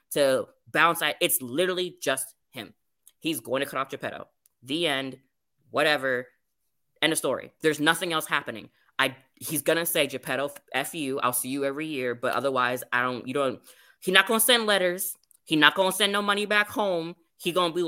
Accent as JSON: {"language": "English", "country": "Jamaica", "said": "As a Jamaican"}